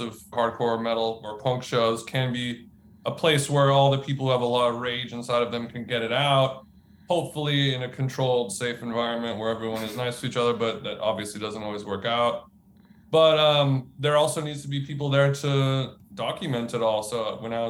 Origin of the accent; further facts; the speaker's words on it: Orange County, California, United States; I grew up in Orange County in California